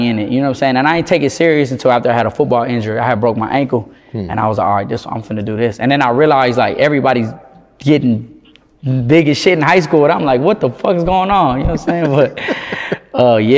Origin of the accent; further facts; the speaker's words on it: Houston, Texas, United States; Southeast definitely, like, you know, I'm glad I grew up there